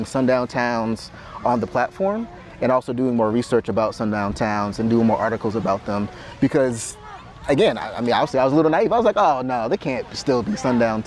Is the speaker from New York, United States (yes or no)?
no; Boston, Massachusetts, United States; as a young black man growing up in Boston